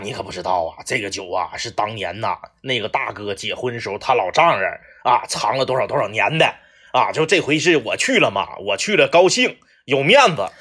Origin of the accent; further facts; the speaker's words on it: Liaoning, China; moved away; 我们辽宁老家